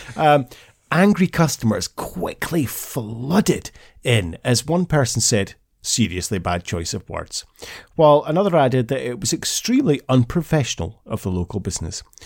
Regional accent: Scotland, United Kingdom; as a Scotsman

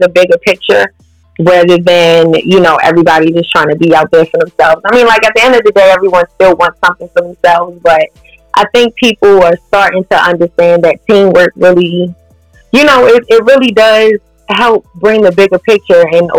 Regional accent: Baltimore, Maryland, United States; I grew up in South Baltimore, you know, so I grew up in Cherry Hill

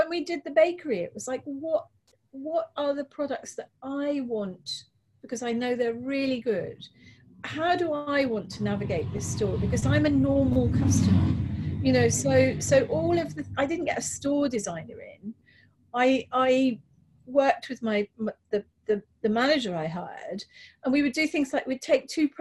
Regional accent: London, United Kingdom; moved away as an adult; now in Hastings, United Kingdom; I grew up in South London

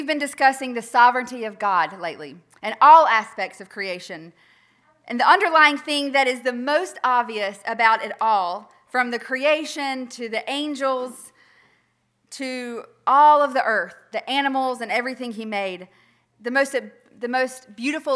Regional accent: Earl, United States; I was born in Earl.

